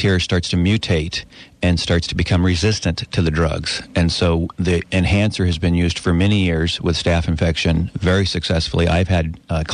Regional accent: Edmonds, Washington, United States; moved away as an adult; also born or lived in California; I grew up in Edmonds, moved to California for college and career

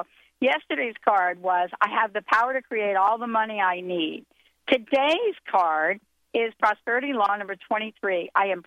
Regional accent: New Jersey, United States; moved away; Linda and I grew up together in New Jersey

